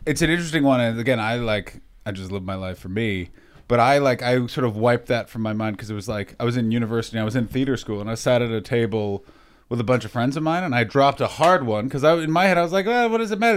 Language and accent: English; Canada; moved away; I'm from Canada